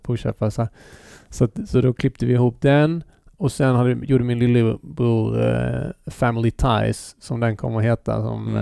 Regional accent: Halmstad, Halland County, Sweden; vi var från Bäckagård

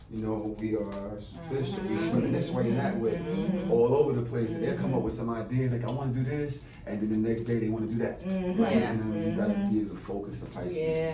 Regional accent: Brooklyn, New York, United States; From Brooklyn.

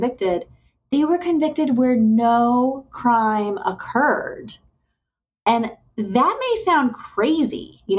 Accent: Indiana, United States; moved away as an adult; also born or lived in Mississippi / West Virginia; I have now just moved to Indiana, my home state. So I'm glad to be back in Indiana

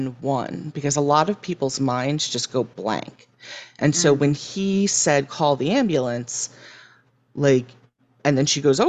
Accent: California, United States; moved away; I'm from California

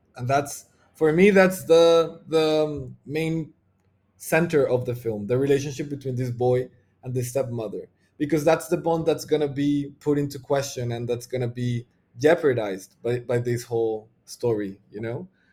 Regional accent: Bogota, Bogotá Capital District, Colombia; I'm from Bogota, which is the, like, the biggest city in Colombia

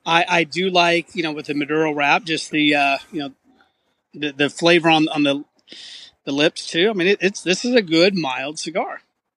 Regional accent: Philadelphia, Pennsylvania, United States; I'm from Philadelphia, Phillies fan

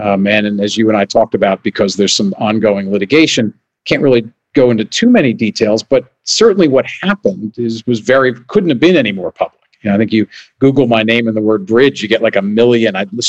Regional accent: Hamilton, New Jersey, United States; moved away as an adult; also born or lived in Virginia; I'd moved back to my hometown of Hamilton, New Jersey.

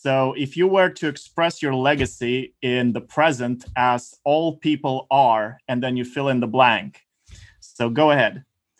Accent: Stockholm, Stockholm County, Sweden; I'm from Stockholm, Sweden.

